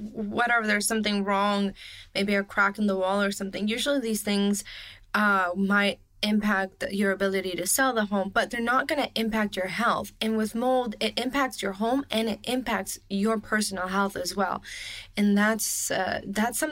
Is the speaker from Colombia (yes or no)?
yes; Colombia; now in United States; I'm originally from Colombia